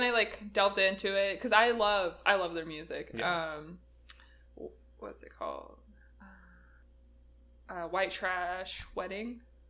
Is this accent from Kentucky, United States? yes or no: no; Big Island of Hawaii, United States; I grew up in Hawaii